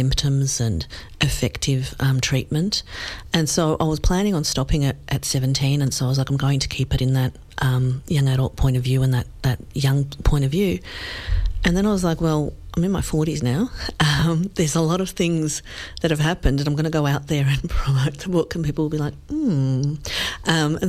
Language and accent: English; Australia; we grew up in Australia without any family